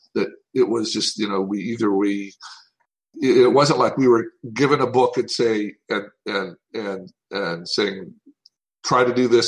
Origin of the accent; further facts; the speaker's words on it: Tennessee, United States; I'm from Tennessee